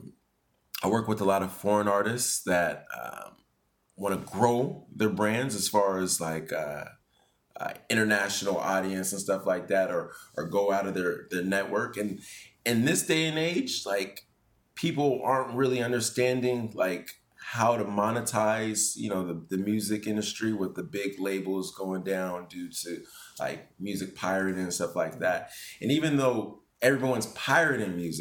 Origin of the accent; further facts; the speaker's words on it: San Francisco, California, United States; moved away as an adult; now in Japan; I was born in San Francisco